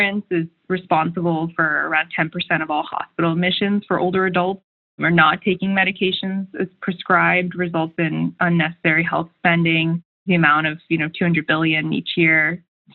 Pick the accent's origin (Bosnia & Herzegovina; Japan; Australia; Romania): Japan; moved away as an adult; also born or lived in Bay Area, California; I grew up in Japan and then went to the Bay Area for college.